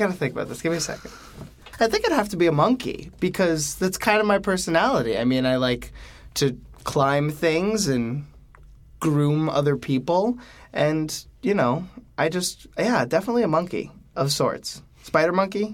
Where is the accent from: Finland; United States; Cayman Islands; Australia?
United States; South Florida; I come from South Florida